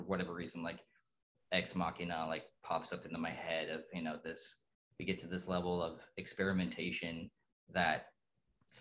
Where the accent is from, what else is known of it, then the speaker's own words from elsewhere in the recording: Dayton, Ohio, United States; I grew up in Dayton, Ohio in the 80s